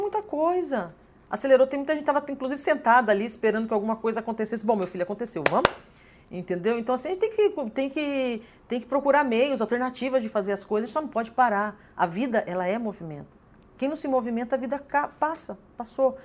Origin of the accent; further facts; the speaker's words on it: São Paulo, Brazil; moved away as an adult; now in Porto Alegre, Brazil; eu vim de São Paulo, sou paulista, vim para cá